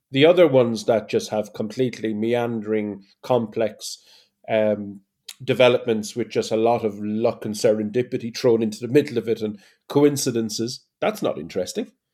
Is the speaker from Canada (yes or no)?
no; Ireland; as an Irishman